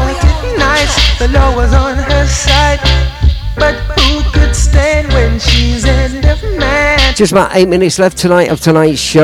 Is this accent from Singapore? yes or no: no; Leicester, East Midlands, United Kingdom; moved away as an adult; now in Melton Mowbray, United Kingdom; It's my hometown